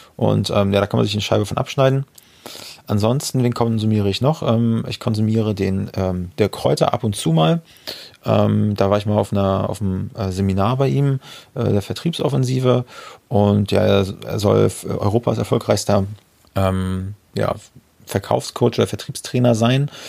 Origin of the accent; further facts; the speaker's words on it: near Parchim, Mecklenburg-Vorpommern, Germany; aus Parchim. Ja, ist, ist auch ein MacPom, also dicht an meiner Heimat